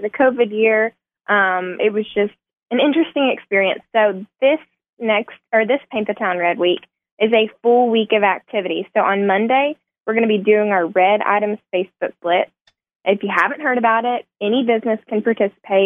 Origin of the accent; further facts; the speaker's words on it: Little Rock, Arkansas, United States; now in Jonesboro, United States; I grew up in a big city